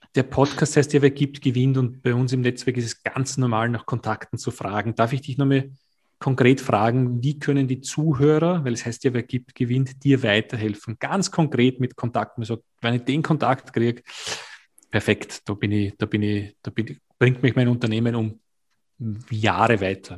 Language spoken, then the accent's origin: German; Austria; Bei uns in Österreich